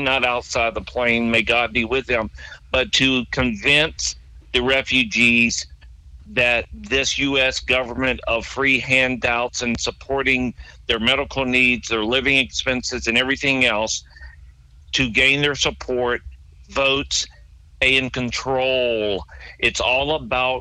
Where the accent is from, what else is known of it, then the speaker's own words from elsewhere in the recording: South Louisiana, United States; also born or lived in Rio Grande Valley, Texas; now in Central Florida, United States; I grew up in South Louisiana